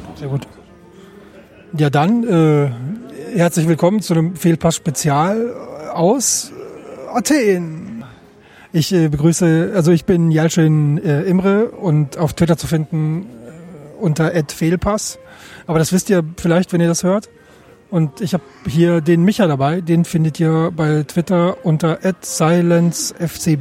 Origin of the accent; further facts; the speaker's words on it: Germany; als Deutsche